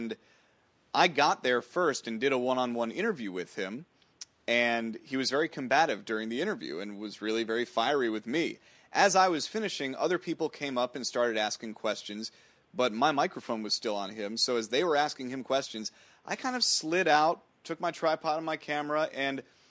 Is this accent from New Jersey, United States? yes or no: yes; New Jersey, United States; I grew up in New Jersey